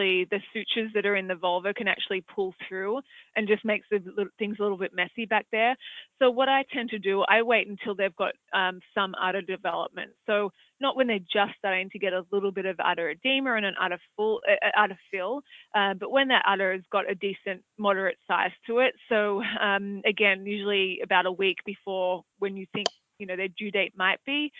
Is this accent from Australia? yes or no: yes; Australia; accent: Australian; moved away; as you can probably tell from my accent, I'm from Australia